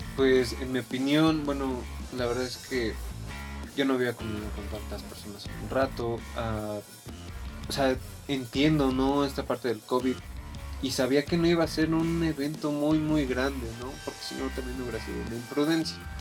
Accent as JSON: {"language": "Spanish", "region": "Puebla", "country": "Mexico", "said": "yo soy de Puebla"}